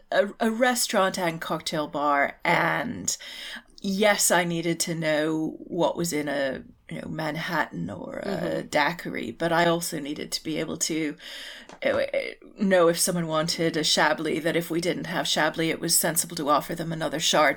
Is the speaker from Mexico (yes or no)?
no; Canada; And being Canadian, I had to, you know, pay for my university